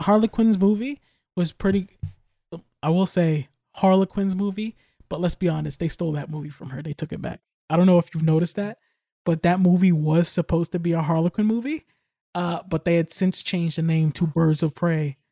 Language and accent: English; United States; I'm American.